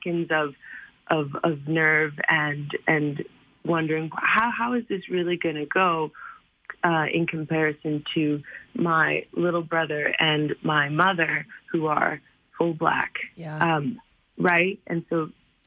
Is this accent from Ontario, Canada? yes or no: no; Calgary, Alberta, Canada; My experiences growing up in Calgary is as diverse as my background